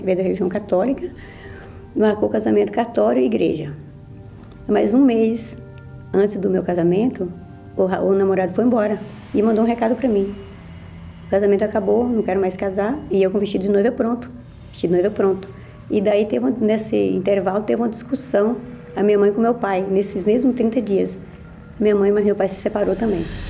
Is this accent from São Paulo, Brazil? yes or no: no; Minas Gerais, Brazil; sou de Minas Gerais e vim de uma família humilde, trabalhava, na roça